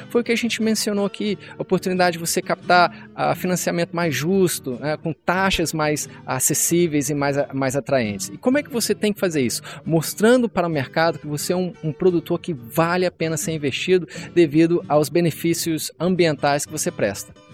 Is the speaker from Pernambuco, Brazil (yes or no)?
no; Rio de Janeiro, Brazil; also born or lived in Castelândia, Goiás / England; now in Rio Verde, Brazil; Eu sou natural do Rio de Janeiro, mas eu sempre passei a minha infância ah, na fazenda do meu avô